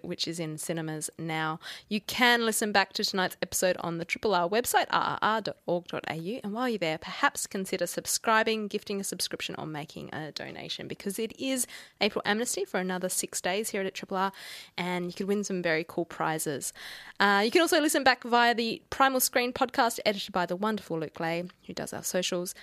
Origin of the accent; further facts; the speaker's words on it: Australia; accent: Australian; my Australian accent